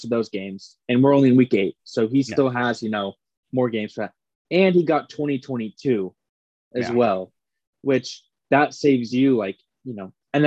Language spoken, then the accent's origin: English; Phoenix, Arizona, United States; I'm from Phoenix